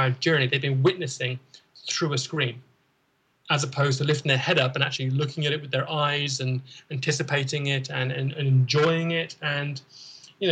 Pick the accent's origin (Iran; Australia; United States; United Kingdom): United Kingdom; moved away; we're British